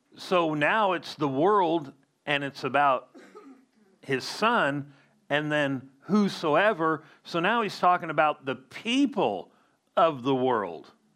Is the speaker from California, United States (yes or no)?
yes; Southern California, United States; I grew up in Southern California